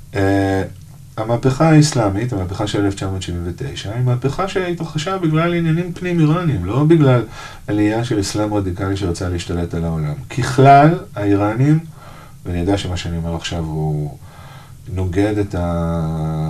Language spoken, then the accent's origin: Hebrew; Israel; לנו כישראלים